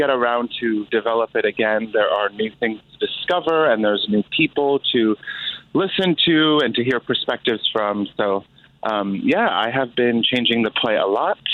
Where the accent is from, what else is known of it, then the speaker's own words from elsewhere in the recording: Skokie, Illinois, United States; moved away as an adult; also born or lived in Chicago / Iraq; now in Los Angeles, United States; I grew up in Skokie, Illinois, and then I lived in the city for about 6 years before my partner and I moved to Los Angeles about a year ago